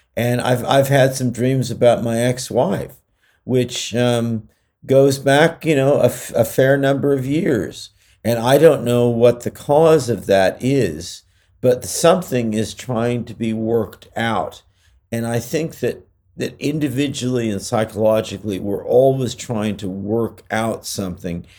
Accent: California, United States; I'm from California

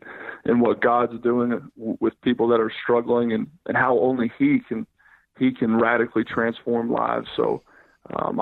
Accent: Youngstown, Ohio, United States; moved away; also born or lived in Cincinnati, Ohio; I'm from Youngstown, Ohio. And so Youngstown's a very popular hotbed for football

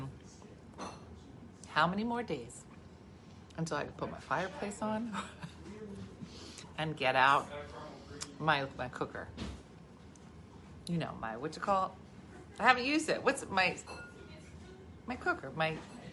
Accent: New Jersey, United States; I'm from Jersey.

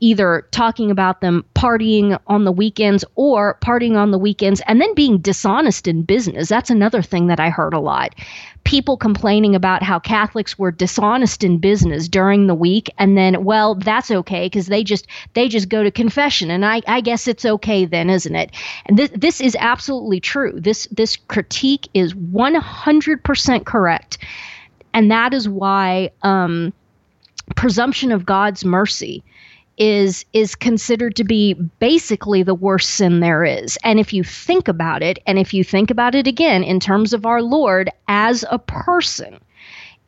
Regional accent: Western Kansas, United States; growing up in the Bible Belt and, you know, out in Western Kansas

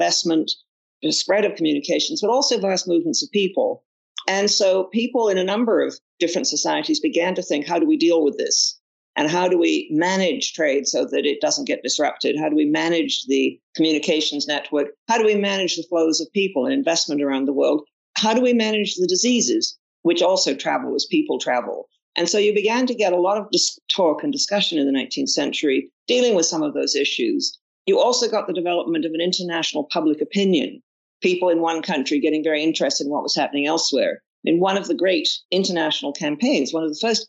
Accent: Toronto, Ontario, Canada; also born or lived in Oxford, United Kingdom; Well, I'm a Canadian, and I grew up in Canada

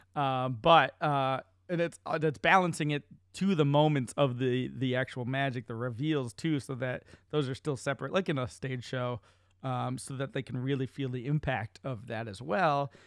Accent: Central Massachusetts, United States; my hometown in Central Mass

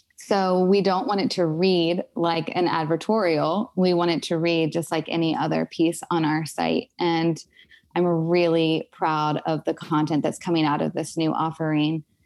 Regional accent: Alexandria, Virginia, United States; also born or lived in Springfield, Virginia; I grew up in Northern Virginia, specifically in Alexandria and Springfield.

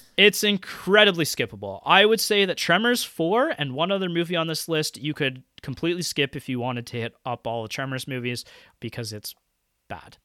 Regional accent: Canada; as a Canadian

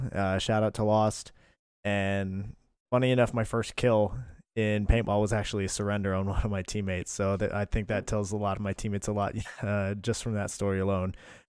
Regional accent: New York, United States; born there; also born or lived in Garden Ridge, Texas; So I'm not originally from Texas. I was a military child and born in the state of New York.

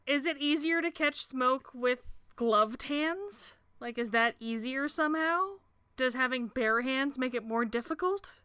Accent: United States; as an American

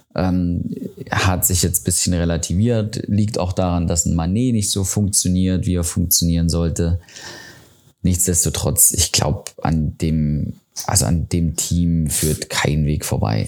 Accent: Riesa, Saxony, Germany; aus meiner Heimatstadt, aus Riesa

